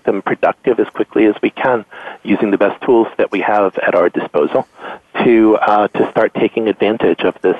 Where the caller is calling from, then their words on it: Stamford, Connecticut, United States; I am calling again from Stamford, Connecticut.